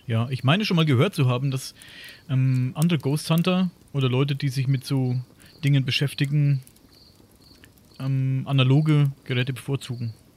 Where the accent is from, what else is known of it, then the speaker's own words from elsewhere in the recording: Coburg, Bavaria, Germany; ich komme ja aus dem Coburger, Coburger Raum hier in Oberfranken